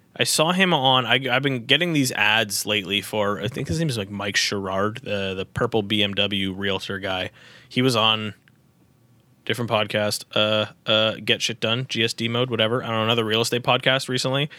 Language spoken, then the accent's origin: English; Newmarket, Ontario, Canada; I'm from New Market